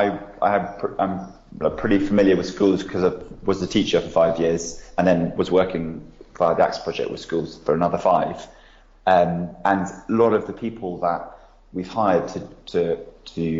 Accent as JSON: {"language": "English", "country": "United Kingdom", "said": "as a British person"}